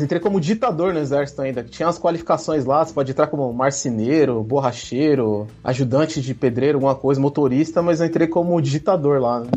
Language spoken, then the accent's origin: Portuguese; São Paulo, Brazil; moved away as an adult; also born or lived in Campinas; now in Berlin, Germany; Sou de São Paulo, capital, mas eu tenho um pezinho ali em Minas, ali. Né? Minha família é de Minas Gerais